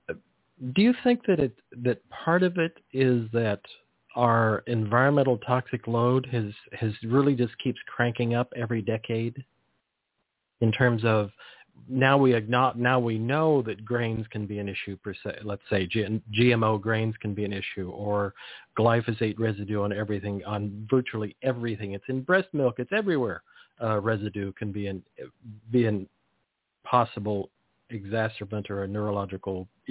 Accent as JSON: {"language": "English", "area": "Monterey Peninsula", "region": "California", "country": "United States", "tie": "born or raised there", "said": "as a kid, I grew up in the Monterey Peninsula in agricultural area"}